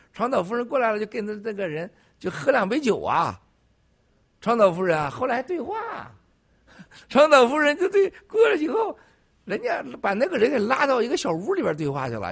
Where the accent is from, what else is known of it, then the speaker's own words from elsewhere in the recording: Northeast China, China; 我是东北出生的